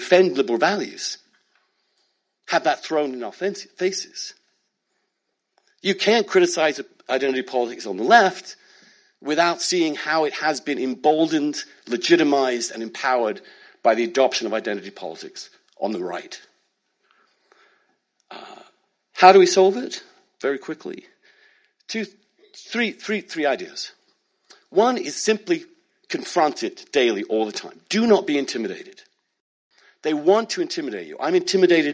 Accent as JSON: {"language": "English", "country": "United Kingdom", "moved": "yes", "lives_now": "United States", "said": "I'm British. I'm also American. I grew up in a small town"}